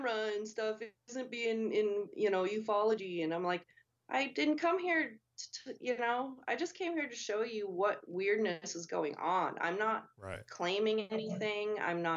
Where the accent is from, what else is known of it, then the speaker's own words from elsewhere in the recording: Montana, United States; growing up in Montana in the mountains